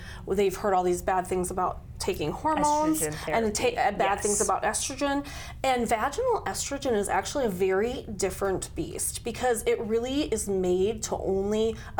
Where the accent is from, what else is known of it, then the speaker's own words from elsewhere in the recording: Brandon, South Dakota, United States; moved away as an adult; I grew up in Brandon, went lots of other places, came back to South Dakota, and have 3 children and 2 dogs.